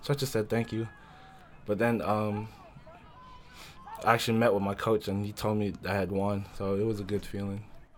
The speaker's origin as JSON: {"language": "English", "town": "Frankfurt", "region": "Hesse", "country": "Germany", "tie": "born there", "also_born_or_lived": "Washington", "said": "So I was born in Frankfurt, Germany. And then after that, I think we moved to Washington."}